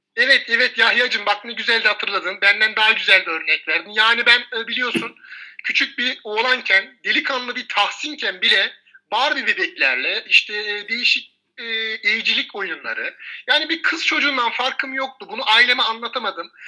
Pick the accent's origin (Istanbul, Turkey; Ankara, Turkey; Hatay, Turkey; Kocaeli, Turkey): Istanbul, Turkey; also born or lived in a village (unnamed); köyde büyüdüm. Babam annem ilgilenmezdi. Daha sonra biz İstanbul Ataşehir'e taşındık.